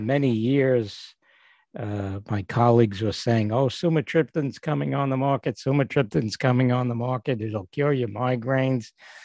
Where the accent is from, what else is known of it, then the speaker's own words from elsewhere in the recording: New York City, New York, United States; now in Northport, United States; I was born and grew up in Brooklyn, and right now I'm living in Northport, New York